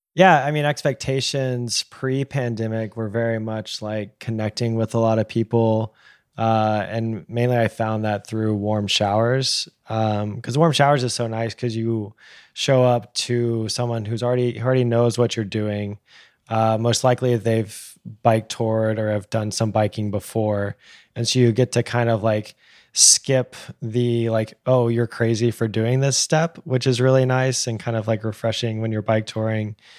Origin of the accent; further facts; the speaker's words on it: Texas, United States; the way that I was raised in Texas